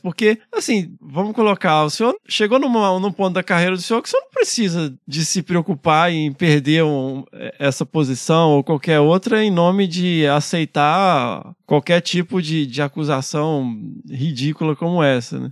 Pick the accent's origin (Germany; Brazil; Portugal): Brazil; Carangola, Minas Gerais; accent: mineiro; now in São Paulo, Brazil; Eu sou, sou de Carangola, Minas Gerais